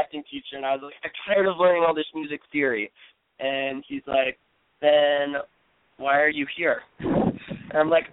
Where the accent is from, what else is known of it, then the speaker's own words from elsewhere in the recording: Cleveland, Ohio, United States; moved away as an adult; now in New York, United States; I'm from Cleveland, Ohio